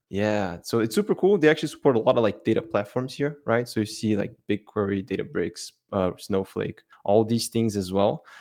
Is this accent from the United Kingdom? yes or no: no; Brazil; now in Belgium; I'm from Brazil, but I actually live in Belgium